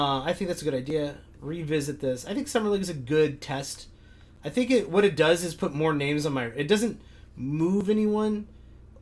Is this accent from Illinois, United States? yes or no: yes; near the University of Illinois, United States; growing up near the University of Illinois.